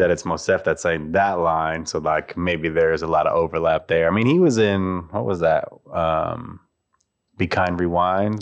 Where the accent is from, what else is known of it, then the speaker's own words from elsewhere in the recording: Colorado, United States; where I grew up in Colorado